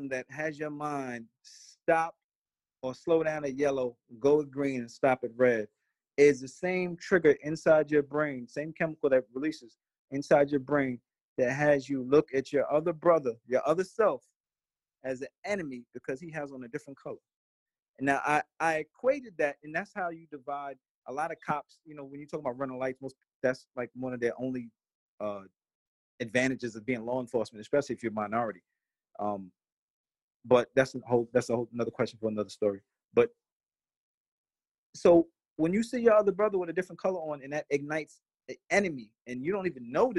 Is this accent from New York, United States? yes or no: yes; New York City, New York, United States; also born or lived in Brooklyn / Long Island; I was born in Brooklyn, grew up in Queens, and then migrated to different parts of Long Island